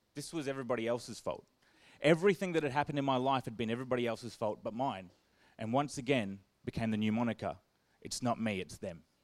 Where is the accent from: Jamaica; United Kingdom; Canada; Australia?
Australia; Perth, Western Australia; I grew up in Perth with lots of cousins and friends